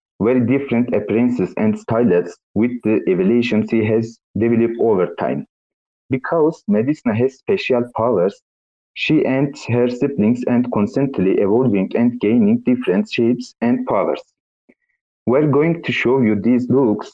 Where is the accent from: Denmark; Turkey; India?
Turkey; English is a second language; from Turkey. I'm 77 years old. My English is not very good